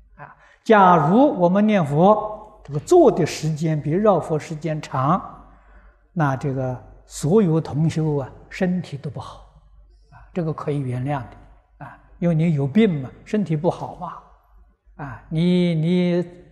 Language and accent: Chinese; Guizhou, China; moved away; 我过去小时候在贵州念书